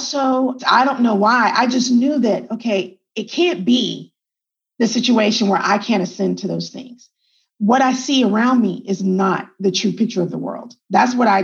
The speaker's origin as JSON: {"language": "English", "region": "Texas", "country": "United States", "tie": "born or raised there", "also_born_or_lived": "El Paso, Texas / Germany", "said": "I'm a Texan and I was born in El Paso, Texas. But my dad was in the military. So then my first like 5 years, I lived in Germany. And then we came back to the United States, came back to Texas. And like I said, I grew up in Texas"}